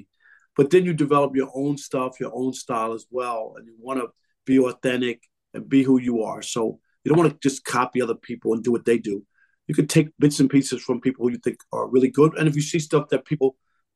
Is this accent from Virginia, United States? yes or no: no; New York, United States; growing up in New York